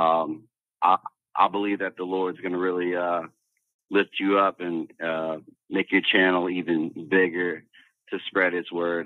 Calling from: Louisiana, United States; I'm calling down from Louisiana

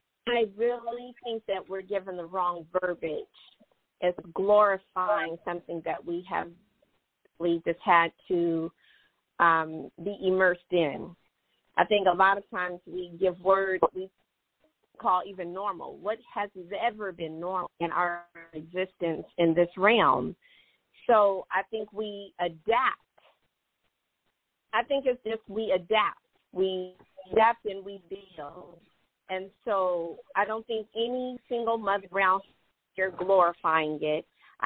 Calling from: Conyers, Georgia, United States; I'm calling from Conyers.

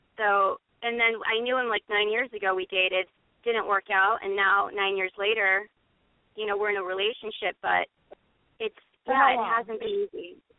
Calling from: Los Angeles, California, United States; I'm 35. I'm calling from Los Angeles.

